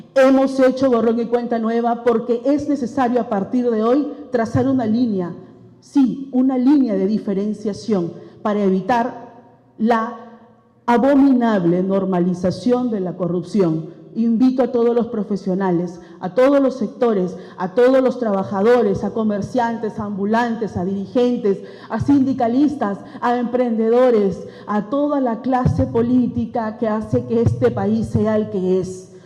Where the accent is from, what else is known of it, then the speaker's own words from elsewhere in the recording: Peru; nosotros somos personas y peruanos de a pie comunes y corrientes